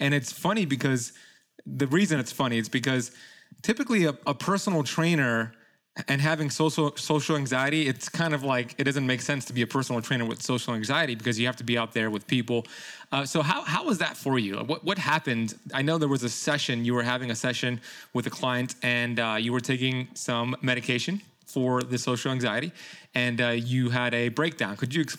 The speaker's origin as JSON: {"language": "English", "town": "Miami", "region": "Florida", "country": "United States", "said": "He played for the Miami Dolphins, which I'm from Miami, so I remember him very."}